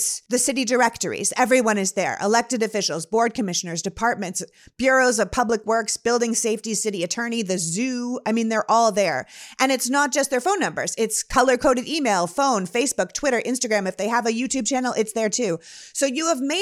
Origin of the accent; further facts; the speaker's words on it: Canada; moved away; where I'm from in Canada